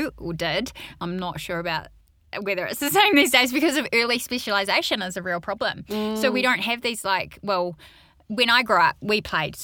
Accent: Rotorua, Bay of Plenty, New Zealand; I grew up in Rotorua.

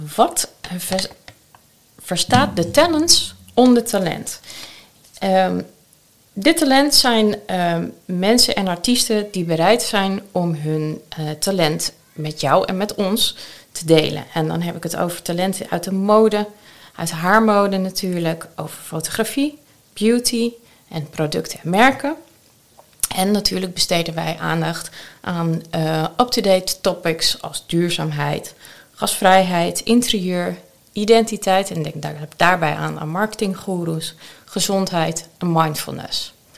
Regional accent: Amsterdam, North Holland, Netherlands; ik ben geboren en getogen Amsterdammer. En dat zal je soms wel een keertje horen

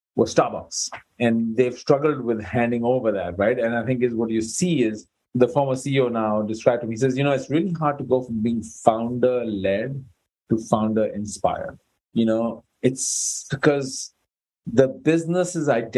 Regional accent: India; I'm Indian by birth

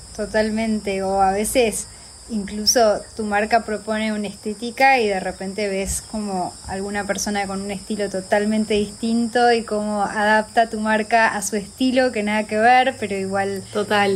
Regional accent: Argentina; moved away as an adult; also born or lived in Uruguay; now in Montevideo, Uruguay; Soy argentina, me mudé hace ocho años

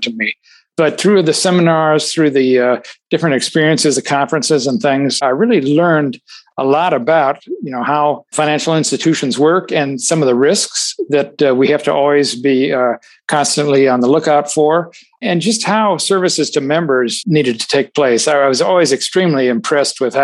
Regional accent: South Dakota, United States; also born or lived in Ohio / California; now in Illinois, United States; I grew up in South Dakota, actually. I'm not native from Illinois.

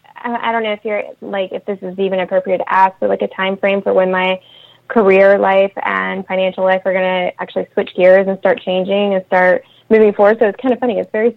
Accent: Fayetteville, North Carolina, United States; I'm actually from North Carolina as well. I'm from Fayetteville.

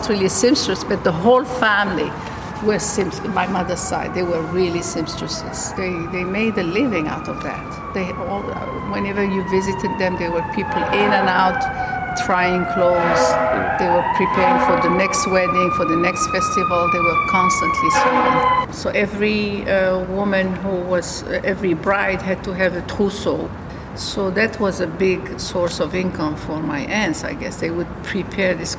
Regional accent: Algeria; now in White Plains, United States; I'm originally from Algeria. I came here in 1979.

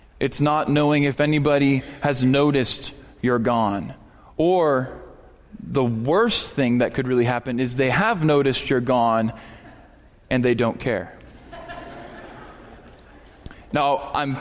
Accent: Erie, Pennsylvania, United States; moved away as an adult; now in Texas, United States; When I grew up in Erie, Pennsylvania

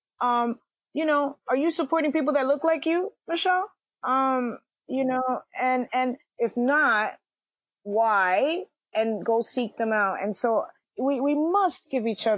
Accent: New York City, New York, United States; I'm from Washington Heights. I was born and raised

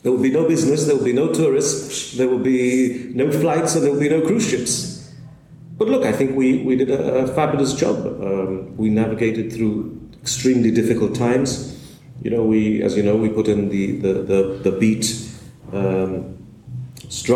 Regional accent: Gibraltar; I've been in Gibraltar all my life.

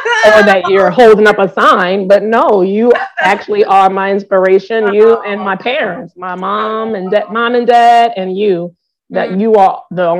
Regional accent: New Orleans, Louisiana, United States; growing up in New Orleans

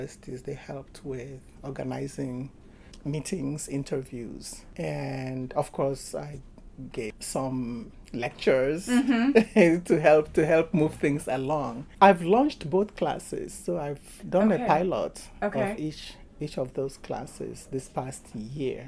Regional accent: Nigeria; now in United States; I'm from Nigeria, but I entered Nigeria twice

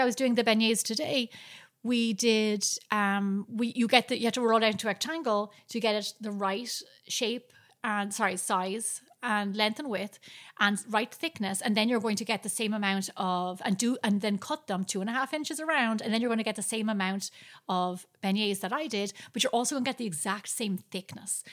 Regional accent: Ireland; moved away

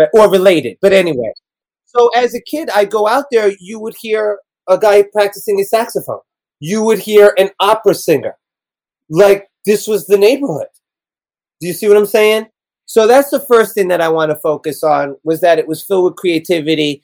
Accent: New York City, New York, United States; I grew up in Hell's Kitchen

